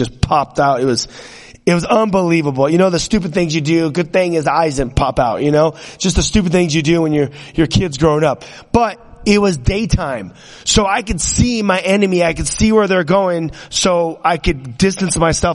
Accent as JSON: {"language": "English", "region": "California", "country": "United States", "tie": "born or raised there", "said": "me growing up in California, we were always into guns and riding motorcycles"}